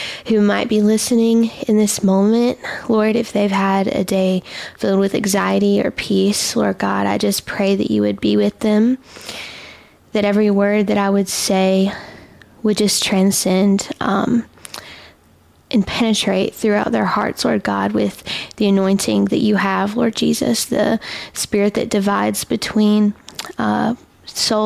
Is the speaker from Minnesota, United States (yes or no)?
no; Alabama, United States; I am from Alabama. I am Alabama, homegrown, home raised. My whole life I've been in Alabama